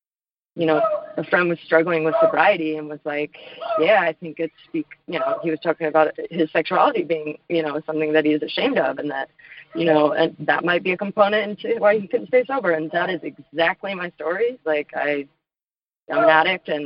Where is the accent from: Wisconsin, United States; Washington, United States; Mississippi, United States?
Washington, United States; also born or lived in Los Angeles, California; now in Nashville, United States; I'm from Washington State. I lived in L.A., now I live in Nashville, Tennessee